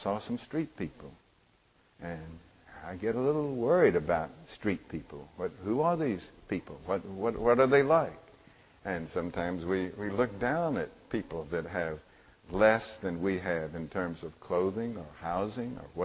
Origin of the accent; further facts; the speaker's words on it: Mississippi, United States; When I was a little boy growing up in Mississippi